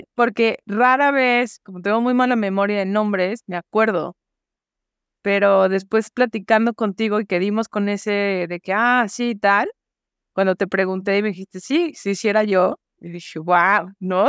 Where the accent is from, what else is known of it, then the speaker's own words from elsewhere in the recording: Guadalajara, Jalisco, Mexico; soy de Guadalajara. Tenía yo creo que no más de 10 años